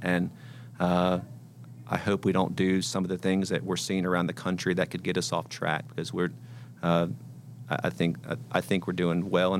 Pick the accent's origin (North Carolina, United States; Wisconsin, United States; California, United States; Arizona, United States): North Carolina, United States; Charlotte; now in Nashville, United States; growing up in Charlotte